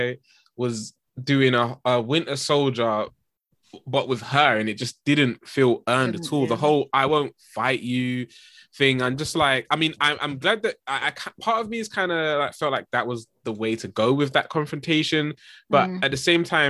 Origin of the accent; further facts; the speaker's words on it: England, United Kingdom; being English